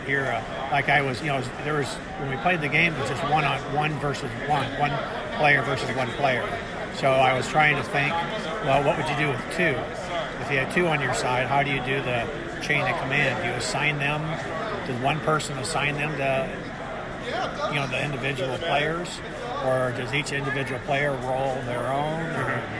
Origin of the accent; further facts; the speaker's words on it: Des Moines, Iowa, United States; I'm from the Des Moines area